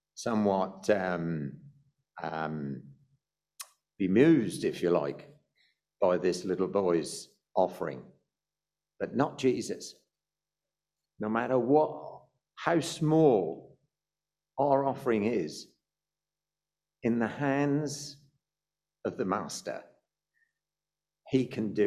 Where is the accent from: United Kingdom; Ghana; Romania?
United Kingdom; also born or lived in South Africa; we're British